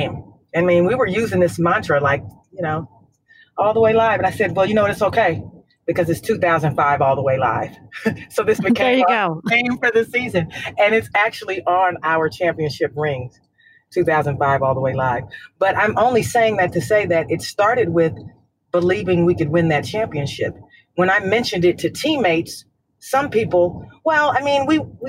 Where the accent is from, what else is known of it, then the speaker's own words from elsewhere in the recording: California, United States; I'm from California